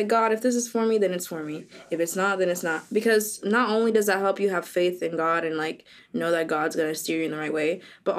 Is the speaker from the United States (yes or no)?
yes; Boca Raton, Florida, United States; I'm from Boca.